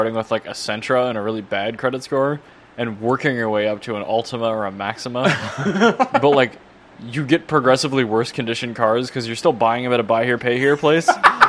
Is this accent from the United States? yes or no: yes; Minnesota, United States; I am also from Minnesota